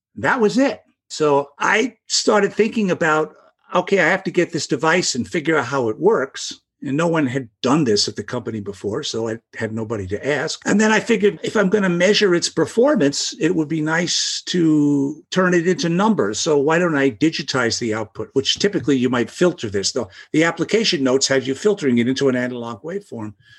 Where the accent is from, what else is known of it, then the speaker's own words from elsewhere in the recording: New York City, New York, United States; I grew up in the Brooklyn, the Bay Ridge section of Brooklyn